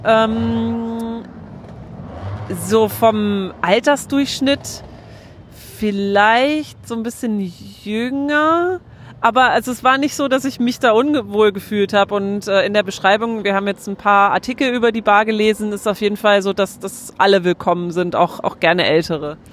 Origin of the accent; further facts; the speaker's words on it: Germany; bei uns in Deutschland